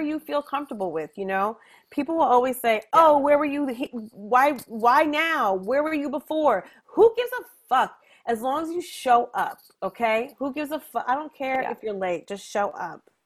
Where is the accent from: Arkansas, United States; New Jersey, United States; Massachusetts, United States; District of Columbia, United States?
New Jersey, United States; also born or lived in New York; I'm from Jersey, it's not too far away